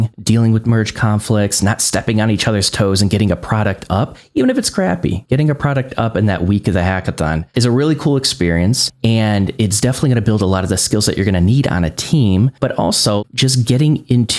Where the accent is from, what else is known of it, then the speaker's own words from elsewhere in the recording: Northwest Indiana, United States; I grew up in Northwest Indiana and I was trying to find a developer job while I was learning in Northwest Indiana